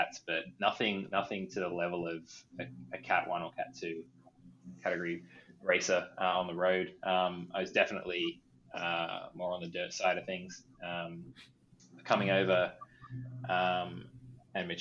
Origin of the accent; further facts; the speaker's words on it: Sydney, New South Wales, Australia; moved away; I grew up in Sydney, Australia